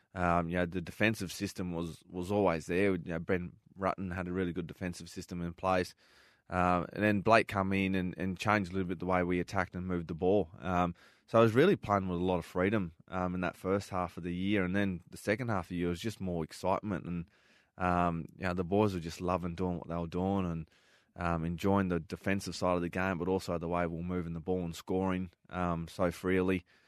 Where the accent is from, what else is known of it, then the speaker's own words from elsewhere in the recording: Darwin, Northern Territory, Australia; moved away; growing up in Darwin